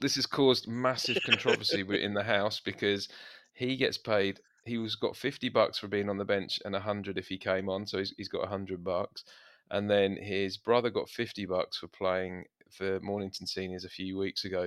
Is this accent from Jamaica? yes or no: no; England, United Kingdom; we're English